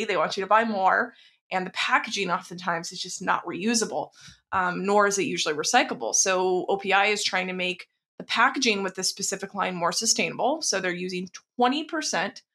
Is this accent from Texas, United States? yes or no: yes; Texas, United States; I grew up in Texas